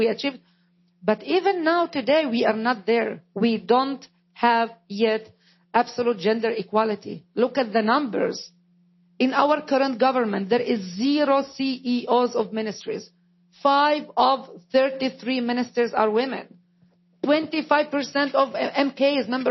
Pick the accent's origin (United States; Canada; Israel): Israel; first language Arabic; English is a second language; I am an Israeli, but not a Jew. I am an Arab, but not a Muslim. I am a minority within the Arab minority. My mother tongue is Arabic.